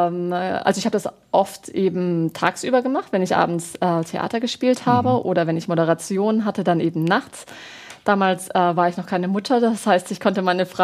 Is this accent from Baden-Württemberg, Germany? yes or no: yes; Baden-Württemberg, Germany; will in Stuttgart Hochdeutsch lernen, aber ich komme aus dem Badischen